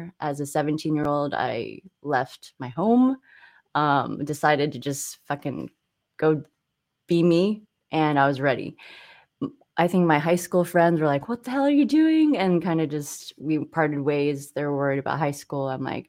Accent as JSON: {"language": "English", "town": "San Clemente", "region": "California", "country": "United States", "tie": "born or raised there", "said": "So growing up in California was odd during that time. I think I was like the only Asian, one of few in San Clemente."}